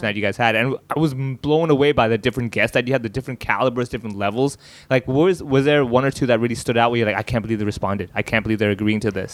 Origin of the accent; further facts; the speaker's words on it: Hong Kong; talks about my life growing up in Hong Kong